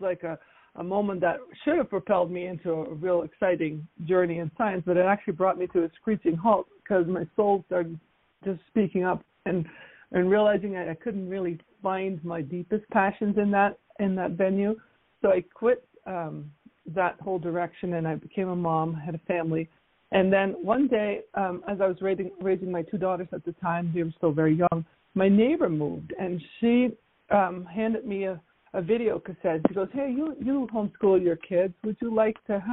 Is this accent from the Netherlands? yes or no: yes; Netherlands; now in United States; I grew up in the Netherlands